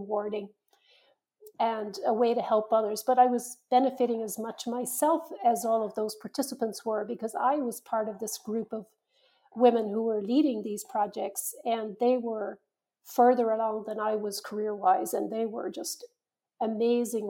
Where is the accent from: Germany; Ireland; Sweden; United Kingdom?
Ireland; moved away; When I was growing up in Ireland, I think it was very much a culture where you did what you were told